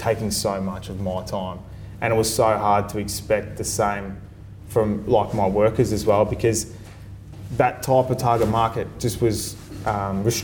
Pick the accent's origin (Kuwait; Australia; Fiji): Australia; Sunbury, Victoria; I was a kid from Sunbury that was a tradesman